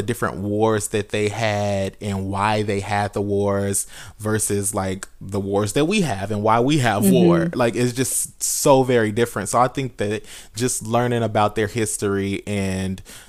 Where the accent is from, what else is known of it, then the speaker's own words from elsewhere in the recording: Oklahoma, United States; I'm yeah. from Oklahoma